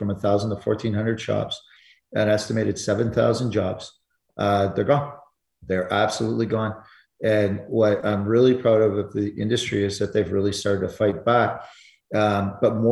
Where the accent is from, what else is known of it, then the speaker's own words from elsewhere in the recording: Alberta, Canada; I'm from Alberta